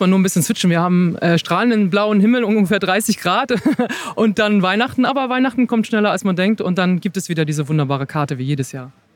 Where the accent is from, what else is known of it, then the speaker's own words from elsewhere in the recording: Hamburg, Germany; als Hamburgerin